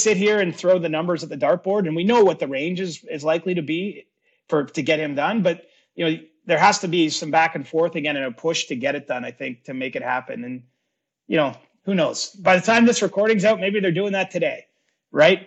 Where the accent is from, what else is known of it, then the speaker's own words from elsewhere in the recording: Cobourg, Ontario, Canada; my three closest buddies that I grew up with in the Coburg area